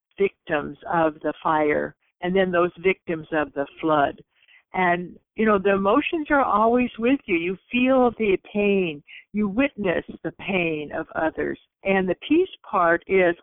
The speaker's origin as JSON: {"language": "English", "town": "Santa Barbara", "region": "California", "country": "United States", "said": "I am from Santa Barbara, California"}